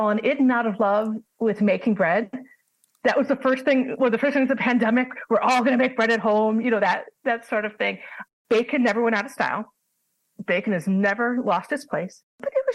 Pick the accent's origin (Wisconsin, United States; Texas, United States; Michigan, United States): Wisconsin, United States; Milwaukee; I'm from Milwaukee, Wisconsin.